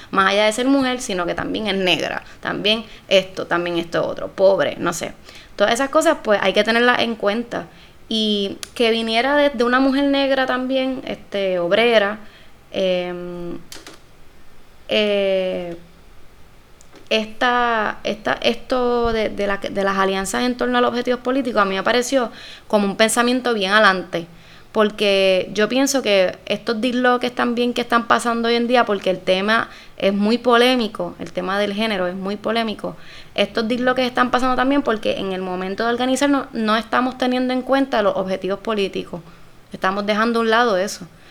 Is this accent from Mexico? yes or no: no; Puerto Rico; yo soy una mujer puertorriqueña primero que cualquier cosa